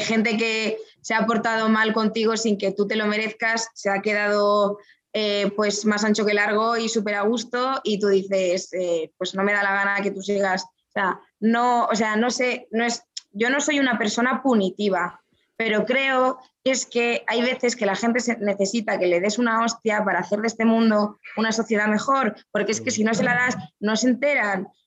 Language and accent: Spanish; Madrid, Community of Madrid, Spain; moved away; also born or lived in Guadalajara, Spain; yo nací en Madrid. La gente se ríe mucho cuando yo digo que soy madrileña